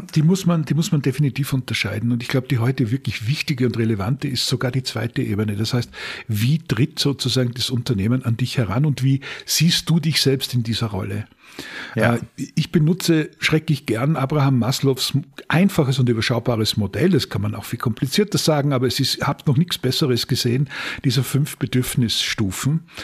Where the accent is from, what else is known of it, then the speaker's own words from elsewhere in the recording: Upper Styria, Austria; die Gegend, in der ich gelebt habe, in der Obersteiermark in Österreich